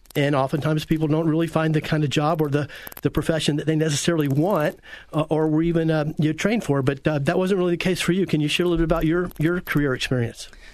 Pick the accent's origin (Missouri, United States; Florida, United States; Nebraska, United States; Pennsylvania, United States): Florida, United States; Central; our Central Florida area and certainly Apopka was uh, very rural and agrarian back in those days